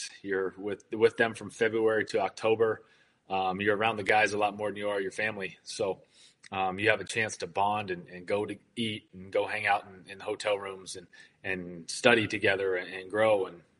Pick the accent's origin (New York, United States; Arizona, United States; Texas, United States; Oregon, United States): Oregon, United States; Corvallis; born there; Yeah, so I was born in Corvallis, Oregon. My dad was a college football coach, so we moved around all over the place growing up.